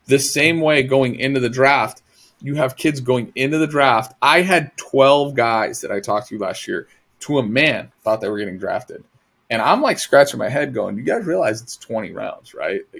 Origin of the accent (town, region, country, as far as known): Massachusetts, United States